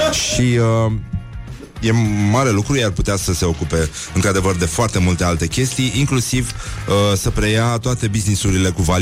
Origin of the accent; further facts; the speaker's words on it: Teleorman County, Romania; eu sunt din Teleorman Ca orice local din Teleorman Am găsit în fundul curții o valiză cu documente